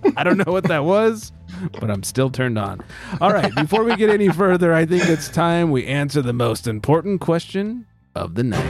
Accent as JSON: {"language": "English", "region": "California", "country": "United States", "said": "as a Californian"}